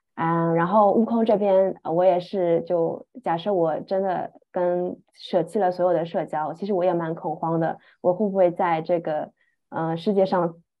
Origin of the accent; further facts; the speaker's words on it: Shanghai, China; moved away as an adult; also born or lived in Scotland; 我来自上海，出国前也一直生活在上海